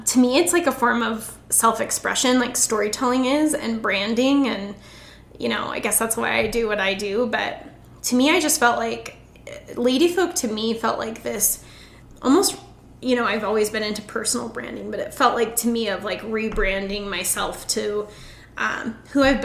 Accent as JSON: {"language": "English", "town": "Casper", "region": "Wyoming", "country": "United States", "tie": "born or raised there", "also_born_or_lived": "Denver", "moved": "as an adult", "said": "I'm single and I'm 29 and I'm moving back to my hometown"}